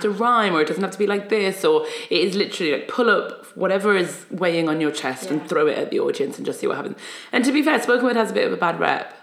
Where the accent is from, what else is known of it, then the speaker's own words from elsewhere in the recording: Newcastle upon Tyne, North East England, United Kingdom; also born or lived in Egypt; I was born in Egypt, came to England when I was about five, and then grew up in Newcastle upon Tyne